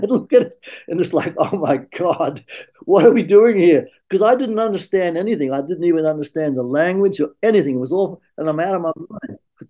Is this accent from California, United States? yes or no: yes; San Francisco, California, United States; I was accepted with open arms because again, I was from San Francisco